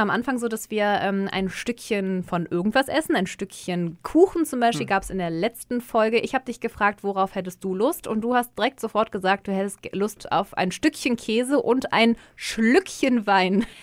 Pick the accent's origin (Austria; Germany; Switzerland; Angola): Germany; North Rhine-Westphalia; Ich komme ja auch aus der Ecke von Düsseldorf